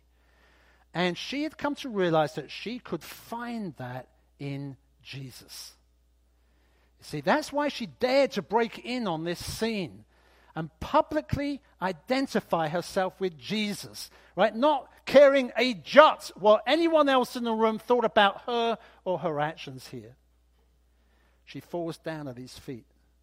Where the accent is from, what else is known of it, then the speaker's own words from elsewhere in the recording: United Kingdom; I'm British after all